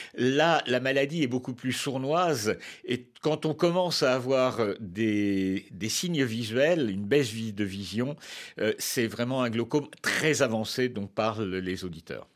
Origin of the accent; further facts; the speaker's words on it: France; chez nous, en France